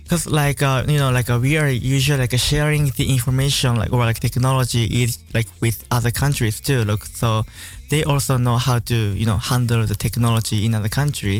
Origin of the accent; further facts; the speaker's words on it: Tokyo, Japan; moved away; also born or lived in Suginami, Tokyo; I'm from Tokyo, the center of Tokyo.